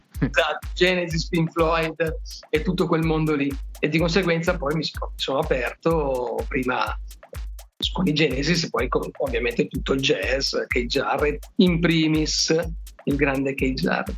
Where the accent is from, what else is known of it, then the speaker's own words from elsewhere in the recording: Milan, Lombardy, Italy; da milanese